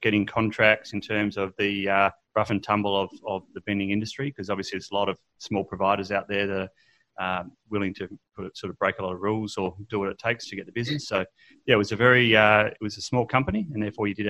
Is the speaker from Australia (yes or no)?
yes; Perth, Western Australia, Australia; also born or lived in Melbourne; I actually come from Perth. So I was born in Perth. I actually spent the first 7 years of my life living in Melbourne